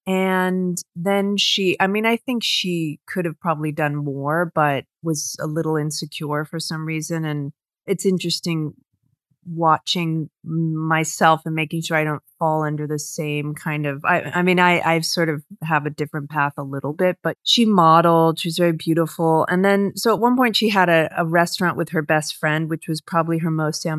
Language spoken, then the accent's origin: English; London, United Kingdom; born there; I was born in London, but okay.